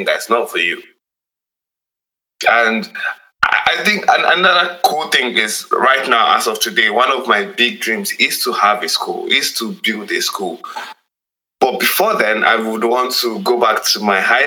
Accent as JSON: {"language": "English", "country": "Nigeria", "said": "as a Nigerian"}